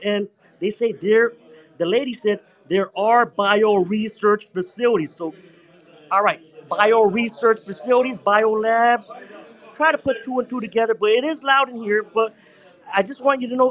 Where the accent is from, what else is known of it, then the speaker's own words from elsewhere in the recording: Toronto, Ontario, Canada; I'm from Toronto. We are melting pot